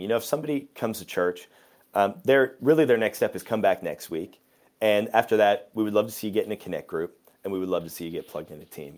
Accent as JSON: {"language": "English", "town": "Waterloo", "region": "Ontario", "country": "Canada", "tie": "born or raised there", "also_born_or_lived": "Australia / Sweden", "moved": "as an adult", "said": "I grew up in Waterloo, which is where Slate Church is"}